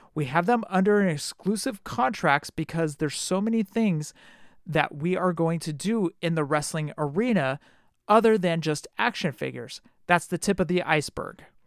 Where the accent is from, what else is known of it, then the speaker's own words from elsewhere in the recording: Oakland, California, United States; I'm from Oakland